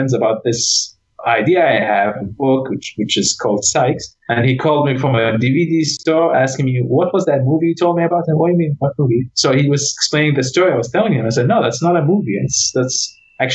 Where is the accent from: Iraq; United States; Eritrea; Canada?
Iraq; moved away; I'm from Iraq